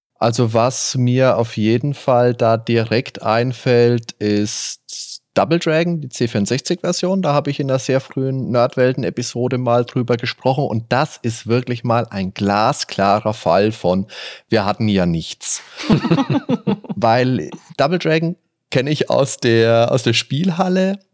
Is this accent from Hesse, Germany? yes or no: no; Veitshöchheim, Bavaria, Germany; bin damals in Veitshöchheim zur Schule gegangen.